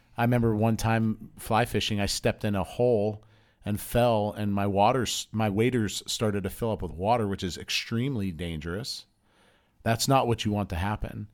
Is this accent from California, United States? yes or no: yes; Southern California, United States; also born or lived in Pennsylvania; I moved from Pennsylvania to Southern California when I was ten